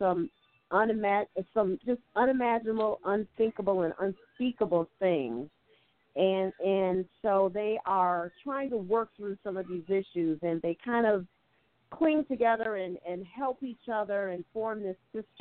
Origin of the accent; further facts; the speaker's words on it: Midwest, United States; also born or lived in East Coast, United States / New York; I come from the Midwest as well as the East Coast.